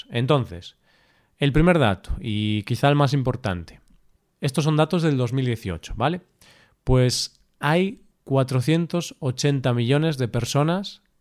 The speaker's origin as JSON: {"language": "Spanish", "country": "Spain", "first_language": "Spanish", "said": "somos españoles, somos profesores de español"}